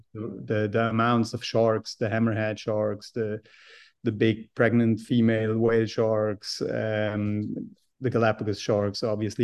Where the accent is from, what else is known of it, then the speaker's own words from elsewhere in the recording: Switzerland; I grew up in Switzerland being a mountain boy